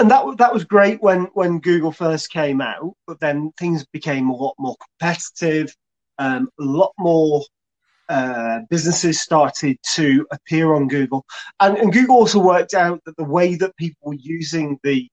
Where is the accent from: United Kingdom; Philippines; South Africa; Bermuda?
United Kingdom; Chorley, North West England; also born or lived in Preston; now in Bacup, United Kingdom; I'm from Chorley. Born in Preston